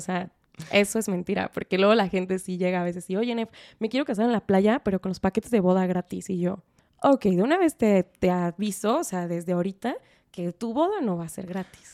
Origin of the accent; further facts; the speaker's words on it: Guadalajara, Jalisco, Mexico; yo soy de Guadalajara